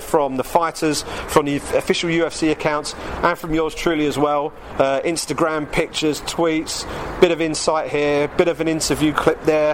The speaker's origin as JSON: {"language": "English", "region": "England", "country": "United Kingdom", "said": "as an Englishman"}